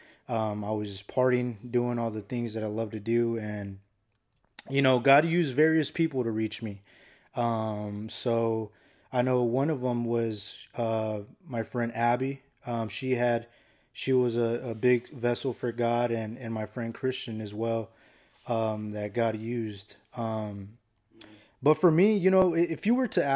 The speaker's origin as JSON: {"language": "English", "town": "Phoenix", "region": "Arizona", "country": "United States", "tie": "born or raised there", "said": "I grew up here in Phoenix, Arizona"}